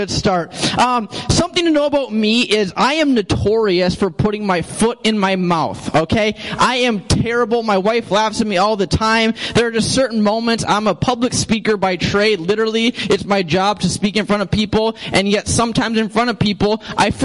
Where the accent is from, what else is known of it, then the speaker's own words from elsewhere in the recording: St. Cloud, Minnesota, United States; moved away; I'm from St. Cloud